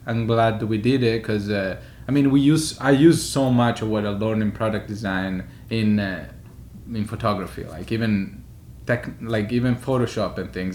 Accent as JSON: {"language": "English", "town": "Florence", "region": "Tuscany", "country": "Italy", "tie": "born or raised there", "also_born_or_lived": "Paris / Milan", "moved": "as an adult", "lives_now": "New York, United States", "said": "I'm Italian. I'm from Florence. I was born there. And lived pretty much my whole life in Florence"}